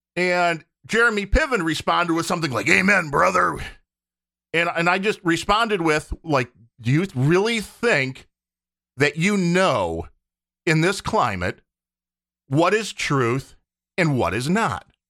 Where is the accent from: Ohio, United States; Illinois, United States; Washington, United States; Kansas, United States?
Illinois, United States; Chicago; I was born in the Chicago area, but it goes beyond that 'cause we have the Cubs here